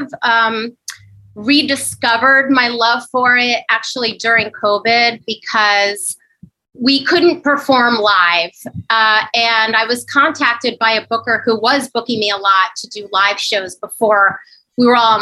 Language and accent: English; Northern New Jersey, United States; moved away as an adult; also born or lived in Upper West Side, Manhattan, New York; now in New York City, United States; I'm from New Jersey originally, Northern New Jersey